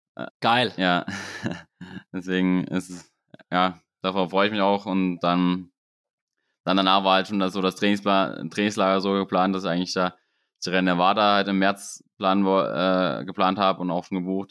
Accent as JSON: {"language": "German", "country": "Germany", "said": "bei uns in Deutschland"}